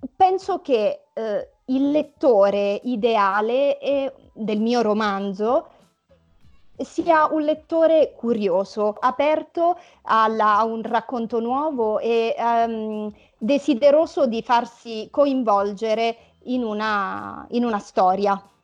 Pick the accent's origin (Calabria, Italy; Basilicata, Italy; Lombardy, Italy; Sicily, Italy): Basilicata, Italy; Lauria; moved away as an adult; also born or lived in Milan; avevo lasciato Lauria, il mio paese d'origine, ero a Milano